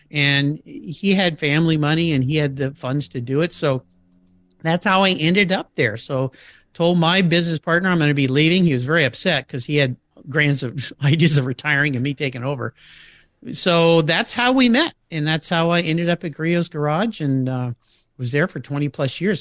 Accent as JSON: {"language": "English", "town": "La Jolla", "region": "California", "country": "United States", "tie": "born or raised there", "said": "I grew up in La Jolla, California"}